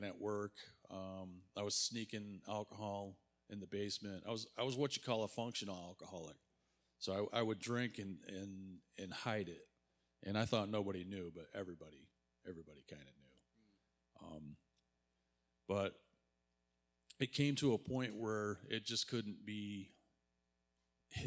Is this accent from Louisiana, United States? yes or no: no; Warren, Michigan, United States; I'm from Warren, Michigan.